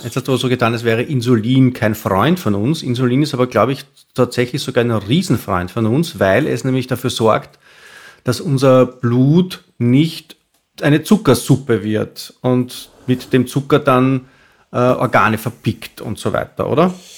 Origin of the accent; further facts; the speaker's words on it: Austria; wie wir in Österreich